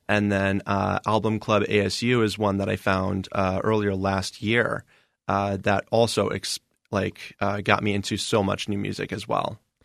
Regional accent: Indiana, United States; now in Arizona, United States; I'm from Indiana technically

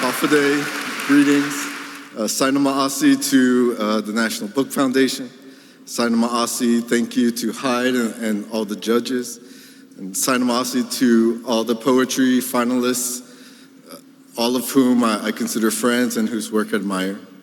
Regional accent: Guam; I'm from a very small island of Guam, and there's only one bookstore

